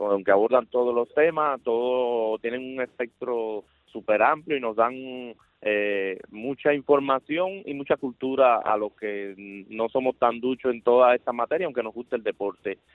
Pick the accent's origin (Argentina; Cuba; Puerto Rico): Cuba; como buen cubano me apasiona el béisbol también